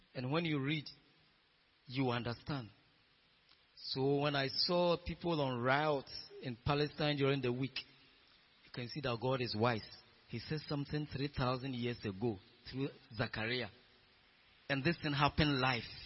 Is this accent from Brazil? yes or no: no; Ghana